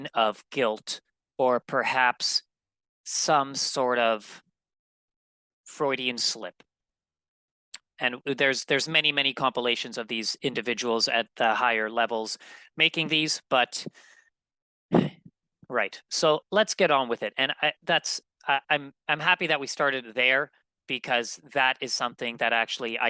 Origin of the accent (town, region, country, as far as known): Manitoba, Canada; born or raised there